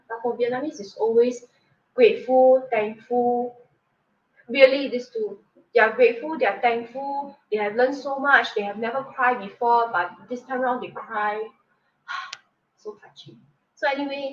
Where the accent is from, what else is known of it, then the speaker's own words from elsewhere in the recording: Singapore; I'm a Singaporean myself